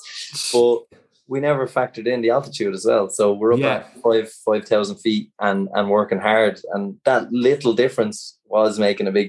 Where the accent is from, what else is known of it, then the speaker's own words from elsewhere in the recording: Ireland; we're coming from Ireland